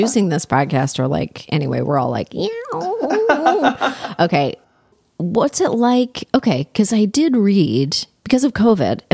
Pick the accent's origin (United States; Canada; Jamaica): Canada; I grew up in Canada, which is like the Midwest of the North.